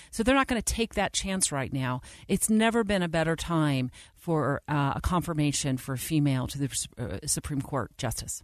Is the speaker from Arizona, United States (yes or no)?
yes; Arizona, United States; my home state of Arizona